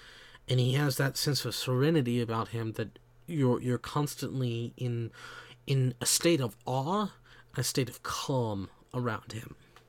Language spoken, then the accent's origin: English; the South, United States; I grew up in the South, in the United States. I have certain things that are symbolic of my upbringing, but I don't act like every other Southerner